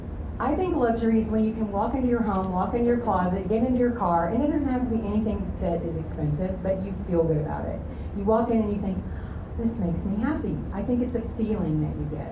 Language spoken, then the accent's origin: English; Coppell, Texas, United States; I'm from Coppell